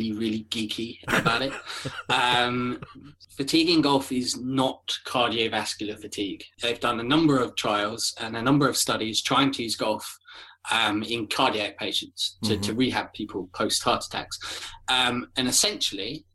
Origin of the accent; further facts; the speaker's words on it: Kent, South East England, United Kingdom; I am from Kent, so I am about 20 minutes, half an hour south of London